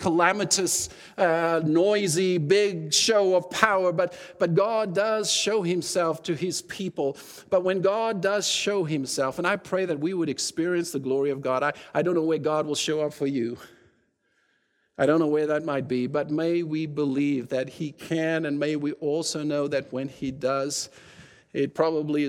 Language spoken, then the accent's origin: English; South Africa; now in Canada; at times when it's convenient for me to say I'm South African, I will, and then when it's convenient, I'll say I'm Canadian, you know. But I'm more Canadian than I sometimes confess